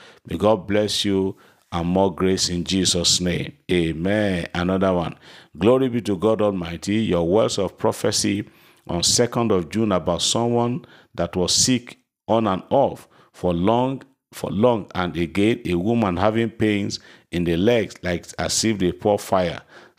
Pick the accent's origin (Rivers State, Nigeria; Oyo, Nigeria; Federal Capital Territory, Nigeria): Rivers State, Nigeria; Port Harcourt; from Mina. … from Port Harcourt. I have come to testify to the goodness and the mercies of the Lord upon my family.